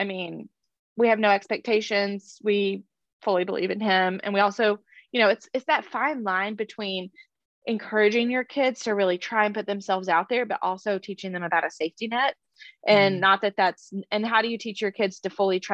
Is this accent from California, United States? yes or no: no; Austin, Texas, United States; we're from Austin